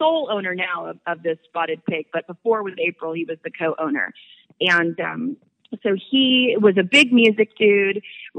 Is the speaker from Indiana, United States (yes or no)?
no; California, United States; Orange County, California, and oddly, I'm down here today.